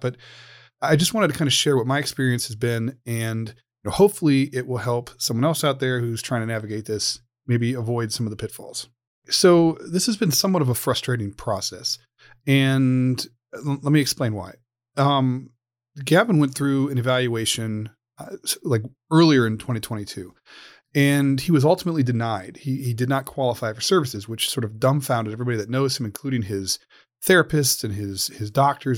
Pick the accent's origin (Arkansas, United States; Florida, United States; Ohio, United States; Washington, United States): Ohio, United States; the state of Ohio, uh, my home state, my home community